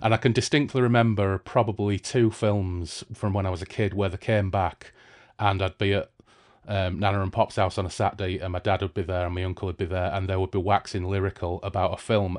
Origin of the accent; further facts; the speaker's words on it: Hull, Yorkshire and the Humber, United Kingdom; now in Bradford, United Kingdom; I'm from Hull